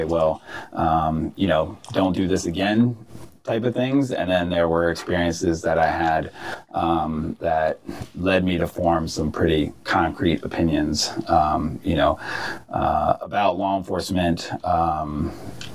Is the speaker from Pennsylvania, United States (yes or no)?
no; Prince George's County, Maryland, United States; also born or lived in Washington, D.C.; I was born here in D.C. Majority of my family is from D.C., but I was raised in Prince George's County.